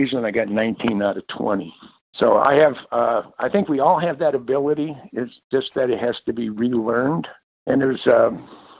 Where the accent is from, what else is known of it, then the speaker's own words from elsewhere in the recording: Mountain View, California, United States; I grew up in the Mountain View, Los Alamos area of the Bay Area, Silicon Valley